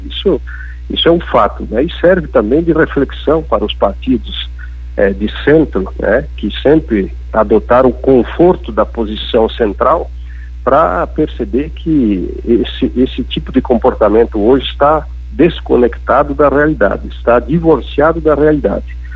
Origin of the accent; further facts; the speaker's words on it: Faxinal dos Guedes, Santa Catarina, Brazil; Eu sou, é, de Faxinaldos Guedes, uma cidade de doze mil habitantes. Meu pai foi quatro vezes prefeito